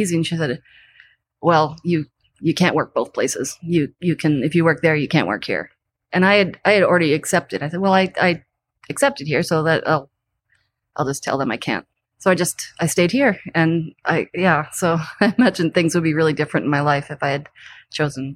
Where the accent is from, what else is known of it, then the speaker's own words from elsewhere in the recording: Narragansett, Rhode Island, United States; moved away as an adult; now in Seattle, United States; I just grew up on the East Coast in a little town, little beach town, Narragansett